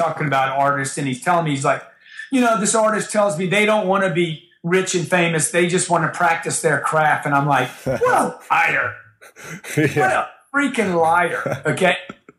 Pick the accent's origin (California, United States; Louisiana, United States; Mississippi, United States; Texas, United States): Louisiana, United States; where I grew up in Louisiana